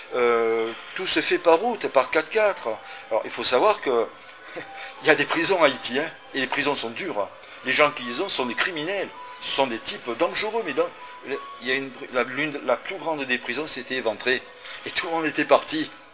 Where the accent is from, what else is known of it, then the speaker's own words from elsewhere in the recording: France; je suis né en France.